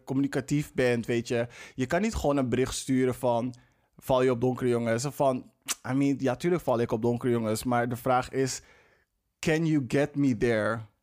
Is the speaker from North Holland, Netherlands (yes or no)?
yes; Amsterdam, North Holland, Netherlands; Ik ben in de Belmar opgegroeid.